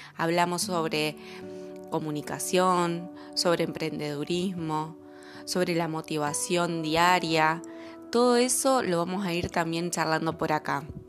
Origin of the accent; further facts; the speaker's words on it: Entre Ríos, Argentina; now in Buenos Aires, Argentina; Soy entrerriana, viviendo hace mucho tiempo en Capital Federal, acá en Argentina